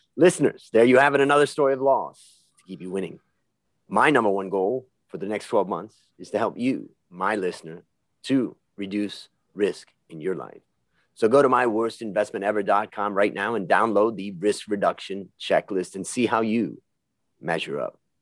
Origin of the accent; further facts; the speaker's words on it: Hudson, Ohio, United States; we both grew up in Ohio and I grew up in Little Hudson, Ohio